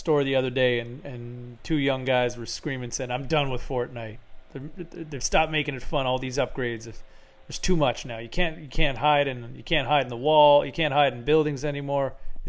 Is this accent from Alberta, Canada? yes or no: no; Ottawa, Ontario, Canada; born or raised there